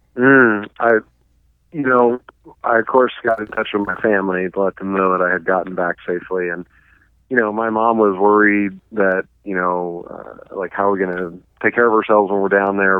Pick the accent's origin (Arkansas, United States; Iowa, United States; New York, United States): Arkansas, United States; moved away as an adult; also born or lived in Oklahoma; now in Montana, United States; Arkansas and Oklahoma is where I grew up, and then but I came to Montana to go to college